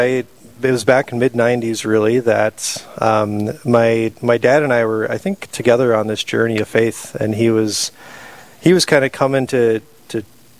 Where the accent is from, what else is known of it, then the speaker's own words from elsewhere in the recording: Sisseton, South Dakota, United States; also born or lived in Aberdeen, South Dakota / Sioux Falls, South Dakota; I grew up in Sisseton, South Dakota, northeast of the state here.